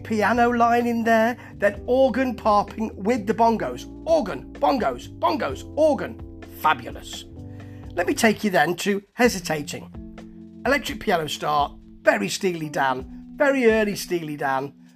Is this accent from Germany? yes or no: no; England, United Kingdom; I am English.